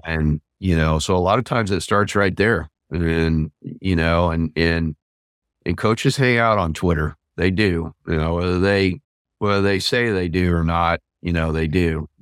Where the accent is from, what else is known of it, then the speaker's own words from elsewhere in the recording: Southeast Kansas, United States; I grew up near Kansas City in Southeast Kansas.